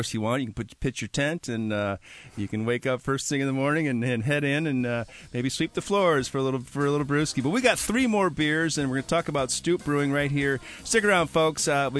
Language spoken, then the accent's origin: English; Milwaukee, Wisconsin, United States; moved away; So I'm from Milwaukee, Wisconsin, and my great-grandmother was from Alsace-Lorraine, so very German.